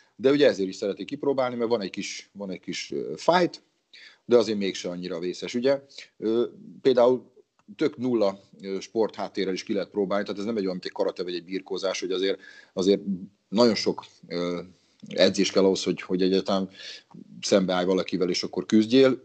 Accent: Battonya, Békés, Hungary; now in Szeged, Hungary; amatőr szinten fociztam egy kisvárosban, honnan származok Batonyáról

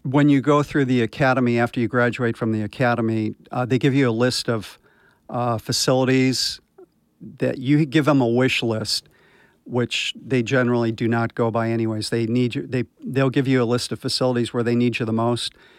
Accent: Anaheim, California, United States; I'm from, uh, right here in Orange County. I grew up in Anaheim Hills

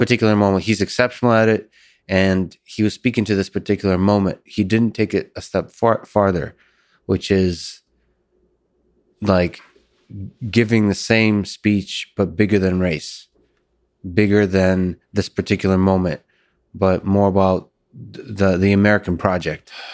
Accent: Russia; moved away; I was born in Russia

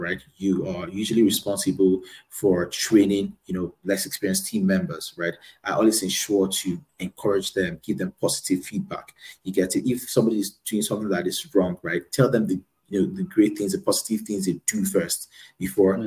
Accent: Lagos, Nigeria; also born or lived in Abuja; I was born in Lagos and grew up in Lagos

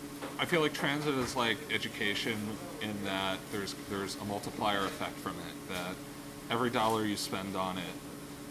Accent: New York City, New York, United States; I grew up in Park Slope

